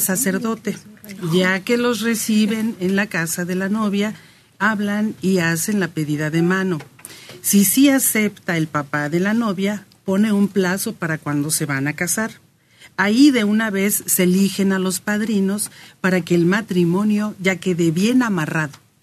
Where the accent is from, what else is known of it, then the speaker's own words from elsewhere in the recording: Apaseo el Grande, Guanajuato, Mexico; now in Iztapalapa, Mexico; Yo soy de Guanajuato, municipio de Apaseo el Grande